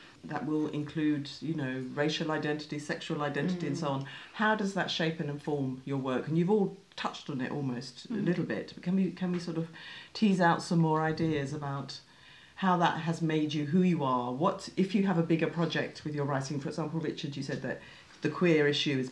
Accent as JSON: {"language": "English", "region": "London", "country": "United Kingdom", "tie": "born or raised there", "said": "there wasn't a local library in Woolwich where I went every Saturday"}